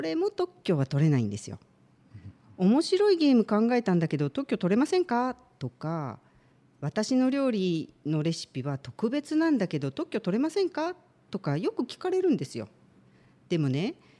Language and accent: Japanese; Aichi, Japan; now in Shizuoka, Japan; 愛知県出身